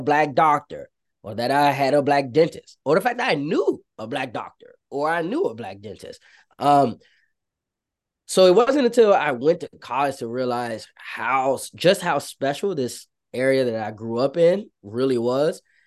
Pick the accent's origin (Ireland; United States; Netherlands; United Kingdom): United States; Prince George's County, Maryland; growing up in Prince George's County, Maryland, um, for those that don't know, it's right outside of Washington, D C